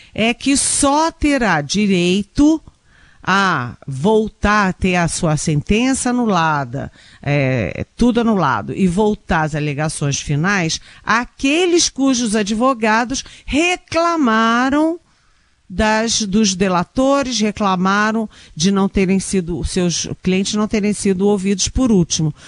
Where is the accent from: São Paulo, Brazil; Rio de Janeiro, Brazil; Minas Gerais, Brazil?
Rio de Janeiro, Brazil; moved away; eu sou carioca